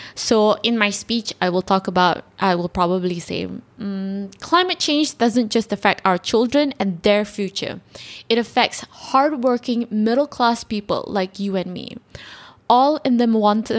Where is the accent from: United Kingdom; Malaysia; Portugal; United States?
Malaysia; we're all Malaysians.